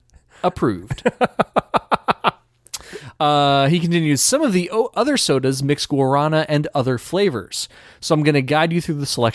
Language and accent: English; Brazil; English is a second language; I tried to take some traditional regional sodas in Brazil, but my selection was limited to what I could access in my hometown.